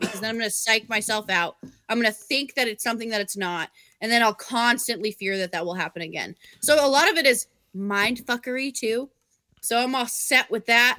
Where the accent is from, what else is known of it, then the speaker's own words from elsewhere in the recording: Vermont, United States; when I grew up in Vermont